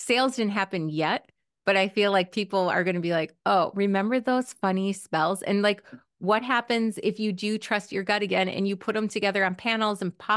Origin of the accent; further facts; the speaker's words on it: Minnesota/Wisconsin area, Midwest, United States; I was from the Midwest in this Minnesota, Wisconsin area